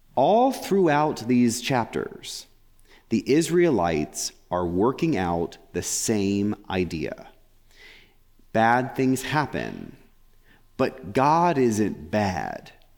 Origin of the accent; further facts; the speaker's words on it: England, United Kingdom; I'm English